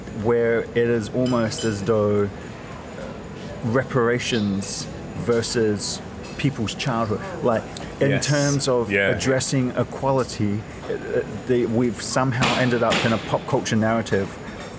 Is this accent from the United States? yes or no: no; Lower Hutt, Wellington, New Zealand; you're going to come into my hometown